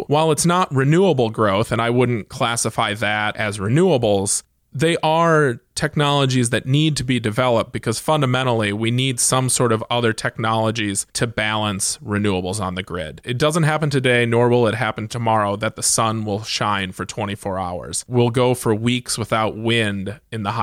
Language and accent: English; Iowa, United States; my home state, the state of Iowa